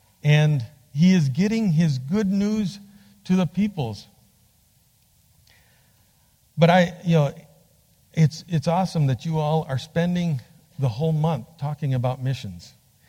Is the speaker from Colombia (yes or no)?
no; Bolivia; also born or lived in Peru; I was born and raised in Bolivia, South America. My parents were doing Bible translation when I was born. So, este es mi país. born in Bolivia.